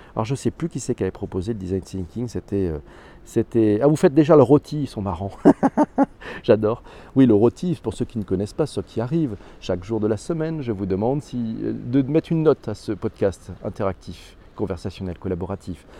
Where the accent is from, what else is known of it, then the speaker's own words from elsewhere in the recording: Corsica, France; chez moi en Corse